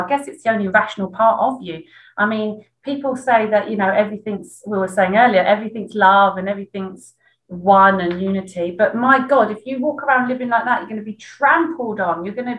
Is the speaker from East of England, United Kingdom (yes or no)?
yes; East of England, United Kingdom; Yeah, I am a bit of a swear. I come from